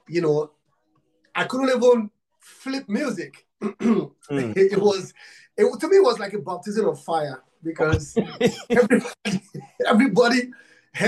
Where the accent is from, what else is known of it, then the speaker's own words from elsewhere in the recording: Nigeria; I'm from Africa, Nigeria. I'm from Nigeria